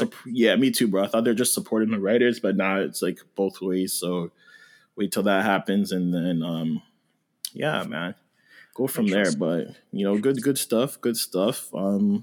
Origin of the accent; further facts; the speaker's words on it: Mississauga, Ontario, Canada; also born or lived in Cambridge, Ontario; I'm from Saga and in Cambridge